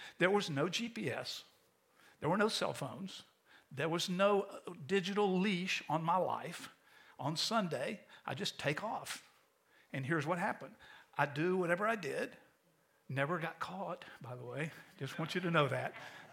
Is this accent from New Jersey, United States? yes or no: no; St. Augustine, Florida, United States; now in Tampa, United States; When I was a kid growing up in St. Augustine